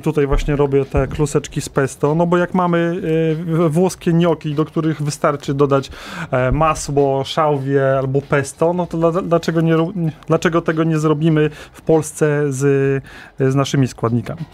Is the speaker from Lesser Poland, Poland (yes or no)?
no; Opole Voivodeship, Poland; ja pochodzę z Opolszczyzny, ale też mam z Górnego Śląska rodzinę